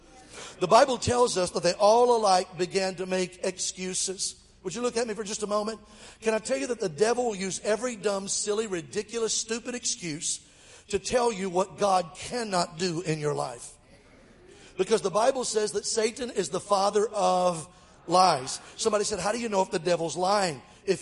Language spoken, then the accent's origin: English; Mobile, Alabama, United States; Mobile, my hometown, Alabama